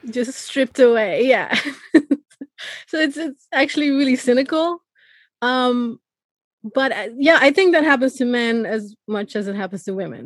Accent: Iran; moved away; I'm originally from Iran

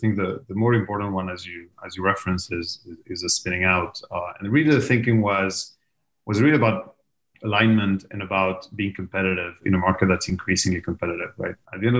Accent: Madrid, Community of Madrid, Spain; The easy answer is Madrid.

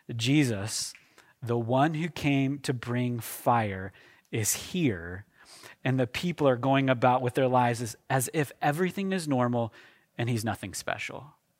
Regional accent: Oklahoma, United States; moved away; I am from Oklahoma, okay? My wife is from Kansas. We're, we're from that part of the country

